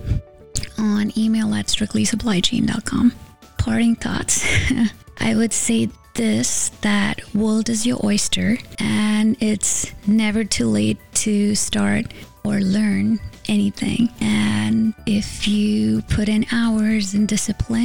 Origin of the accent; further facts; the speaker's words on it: India; moved away as an adult; now in United States; I grew up in India with a degree in engineering